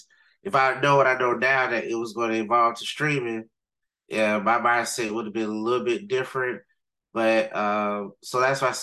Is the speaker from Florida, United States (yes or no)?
yes; Riviera Beach, Florida, United States; growing up in Riviera Beach